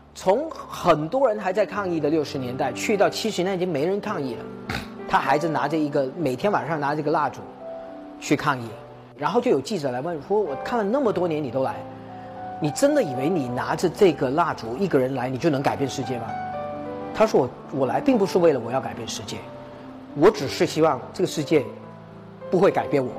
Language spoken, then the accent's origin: Chinese; Hong Kong; moved away; 我家里呢，因为是华侨家庭，呃，我爸爸妈妈在泰国出生，五十年代回国建国，呃，他在北京认识，结了婚，去了香港。然后呢，在香港我出生了，我就，呃，糊糊涂涂地变成一个香港人